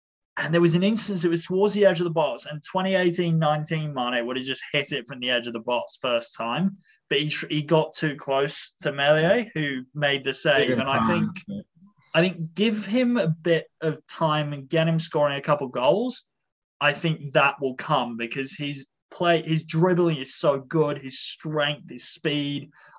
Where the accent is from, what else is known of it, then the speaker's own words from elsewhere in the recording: South West England, United Kingdom; I don't know why I'm from the West Country in this instance, but I am.